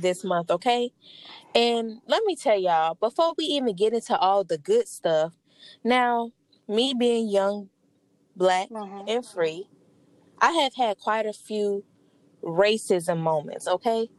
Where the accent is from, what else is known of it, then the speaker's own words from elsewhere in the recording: New Orleans, Louisiana, United States; I'm from New Orleans